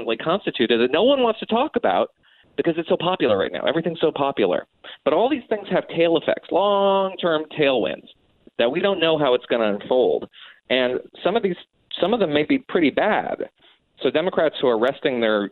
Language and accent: English; New Jersey, United States; my home state of New Jersey